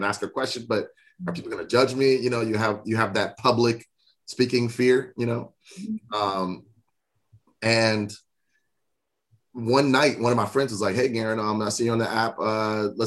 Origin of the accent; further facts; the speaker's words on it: South Florida, United States; We're both from South Florida